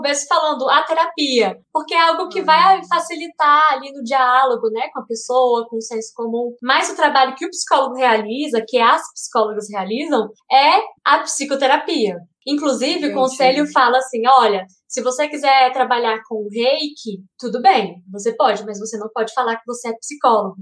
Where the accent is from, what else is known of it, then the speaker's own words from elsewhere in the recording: Brasília, Federal District, Brazil; Eu sou brasiliense